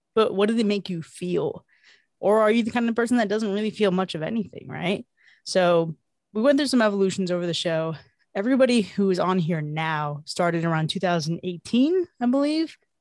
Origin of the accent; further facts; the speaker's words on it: Miami, Florida, United States; moved away as an adult; I am originally from Miami, Florida, but I've lived around the U S, uh, over time